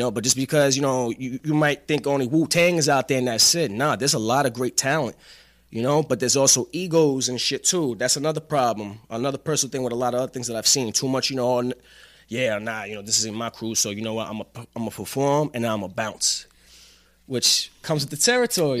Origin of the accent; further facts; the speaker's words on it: New York City, New York, United States; moved away as an adult; now in Atlanta, United States; I am from Staten Island